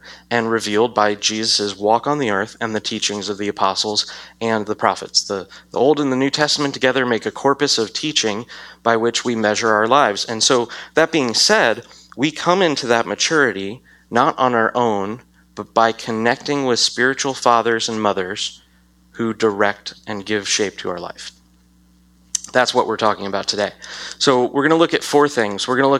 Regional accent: United States

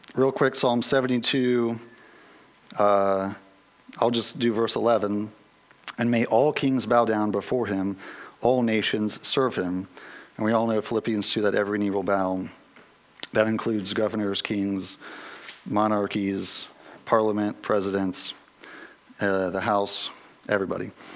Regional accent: United States; as American Western Christians

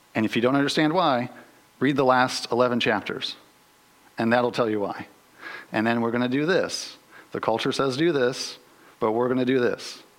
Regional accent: United States; as American Western Christians

